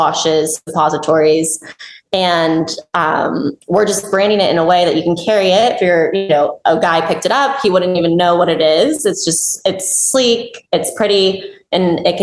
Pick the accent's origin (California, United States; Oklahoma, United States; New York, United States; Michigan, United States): California, United States; Bay Area; I grew up in Bay Area